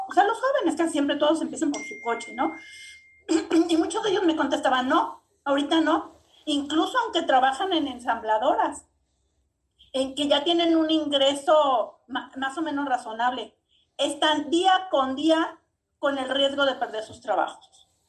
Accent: Mexico; Somos más los mexicanos

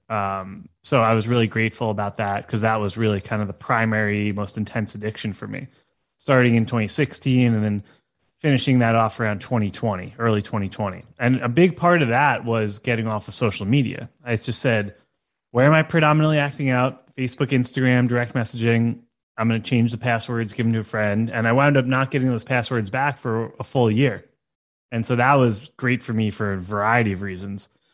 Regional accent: Long Island, New York, United States; moved away as an adult; also born or lived in Ithaca, New York / Manhattan, New York / Brooklyn, New York / Orange County, California; now in San Diego County, United States; I was born and raised on Long Island, Long Island, as we call it sometimes

